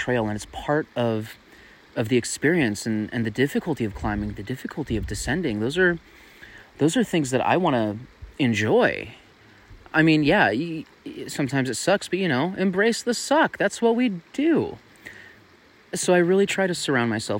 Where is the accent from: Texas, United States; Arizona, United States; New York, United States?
Arizona, United States; Tucson; Tucson, Arizona, my hometown